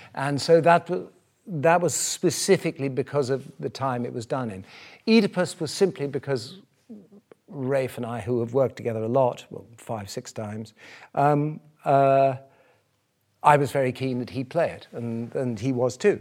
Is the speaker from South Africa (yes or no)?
yes; South Africa; moved away as an adult; I grew up in South Africa, I came to this country to be a painter.